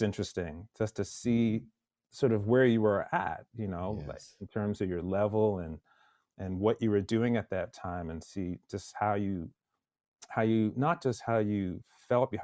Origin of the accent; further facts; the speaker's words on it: Pointe-Claire, Quebec, Canada; also born or lived in Jamaica / northern Alberta; I grew up in a suburb of Montreal called Pointe-Claire